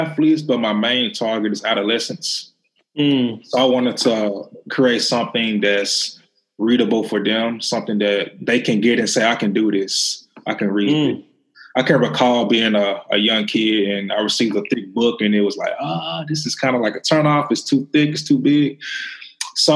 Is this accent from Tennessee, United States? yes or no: yes; Memphis, Tennessee, United States; I'm from Memphis